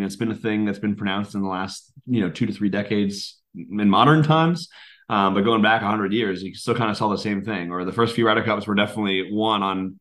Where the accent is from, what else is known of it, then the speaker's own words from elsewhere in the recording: United States; we're American, we're rooting for the American side